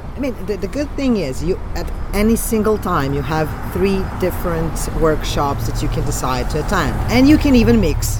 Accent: Belgrade, Serbia; from Belgrade

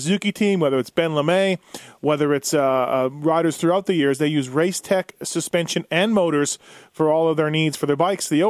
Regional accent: Manitoba, Canada; my hometown of Manitoba

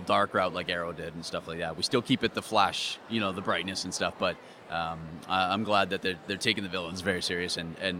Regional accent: Vancouver, British Columbia, Canada; I'm actually Canadian. I'm Vancouver, Canada

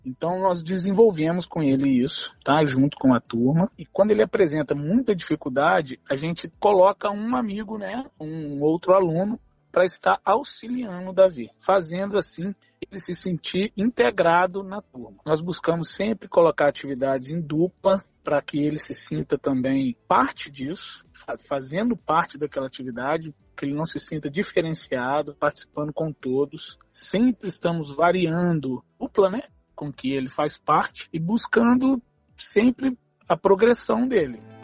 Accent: Além Paraíba, Minas Gerais, Brazil; Sou da cidade de Além Paraíba

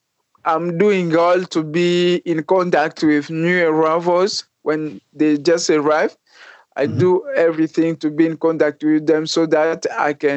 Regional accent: DR Congo; moved away; I came from DRC, Republic Democratic of Congo

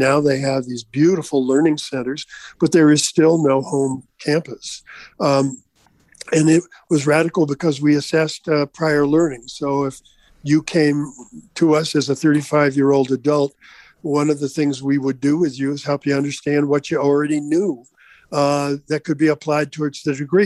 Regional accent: Vermont, United States; moved away; growing up in Vermont, until I departed

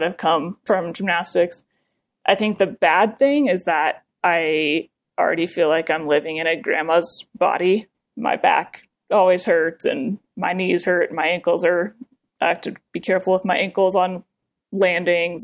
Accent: Colorado, United States; moved away as an adult; also born or lived in New Jersey; I grew up in Colorado

